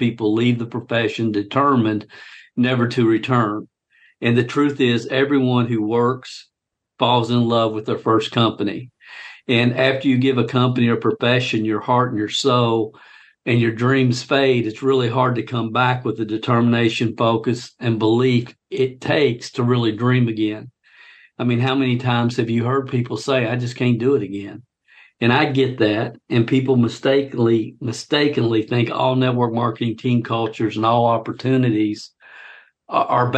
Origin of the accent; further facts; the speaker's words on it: Kentucky, United States; my home state of Kentucky